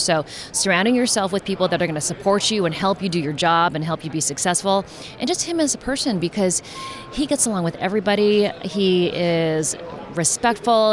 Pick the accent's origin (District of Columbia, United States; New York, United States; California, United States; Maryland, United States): California, United States; Bay Area; I'm from the Bay Area. The family is from the Bay Area.